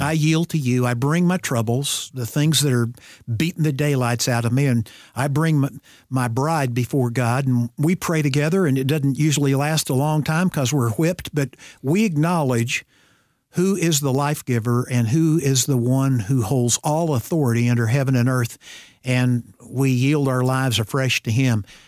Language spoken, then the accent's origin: English; Ozark, Missouri, United States; I grew up in Ozark, Missouri, which I used to say was fifteen miles south of Springfield, Missouri